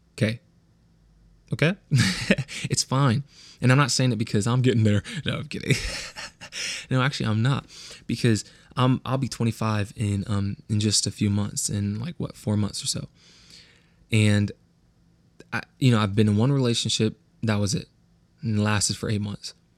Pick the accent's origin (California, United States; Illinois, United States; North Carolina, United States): California, United States; the Valley; accent: West Coast; I am from the Valley.